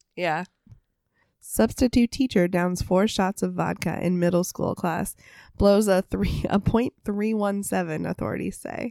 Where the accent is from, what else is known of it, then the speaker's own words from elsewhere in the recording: United States; we're also American